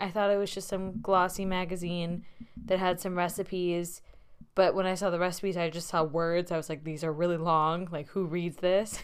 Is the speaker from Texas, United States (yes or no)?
no; Bay Area, California, United States; moved away as an adult; now in Boston, United States; as someone who has grown up in the Bay Area for most of her life